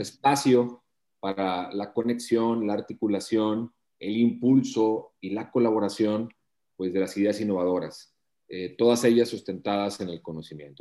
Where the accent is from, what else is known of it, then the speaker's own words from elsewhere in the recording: Matamoros, Tamaulipas, Mexico; moved away as an adult; now in Monterrey, Mexico; soy de Matamoros